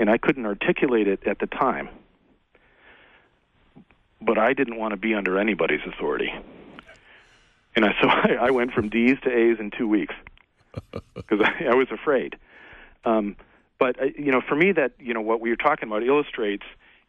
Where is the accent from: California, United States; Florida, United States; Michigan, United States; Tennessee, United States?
Michigan, United States; Frankenmuth; I grew up in Frankenmuth, Michigan